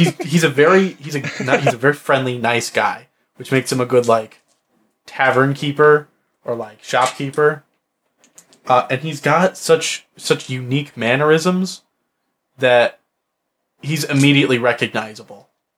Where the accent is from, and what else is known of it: Midwest, United States; accent: Midwest